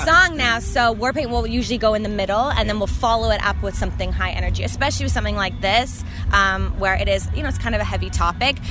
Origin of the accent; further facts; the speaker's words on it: Canada; being a Canadian in the States is great